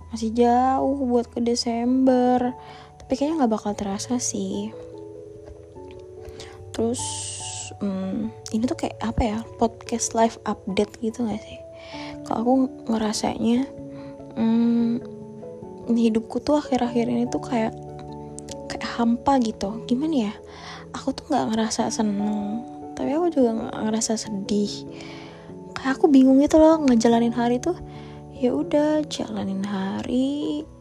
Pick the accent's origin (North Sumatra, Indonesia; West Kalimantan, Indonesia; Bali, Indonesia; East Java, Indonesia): West Kalimantan, Indonesia; Pontianak; aku lagi kangen banget guys sumpah kangen banget sama Pontianak kota asalku terutama aku lagi kangen berat sih sebenarnya sama ayah bunda